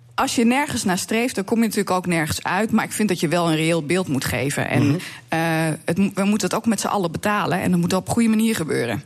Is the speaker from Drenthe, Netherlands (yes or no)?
yes; Drenthe, Netherlands; bij ons in Drenthe